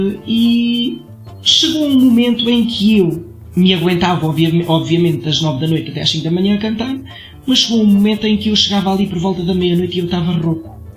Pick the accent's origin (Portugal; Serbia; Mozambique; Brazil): Portugal; Tomar, Centro; also born or lived in Marinha Grande; Nasci em Tomar, sou Pato Bravo